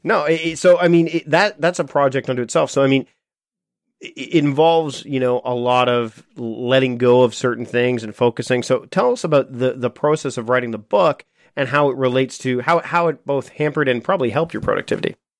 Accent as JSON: {"language": "English", "country": "Canada", "said": "as a Canadian"}